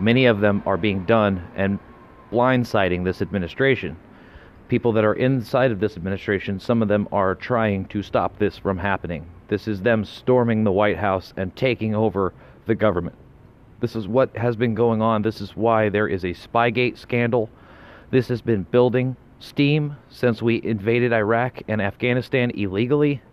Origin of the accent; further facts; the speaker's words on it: Colorado, United States; I'm from Colorado, where the Bureau of Land Management now resides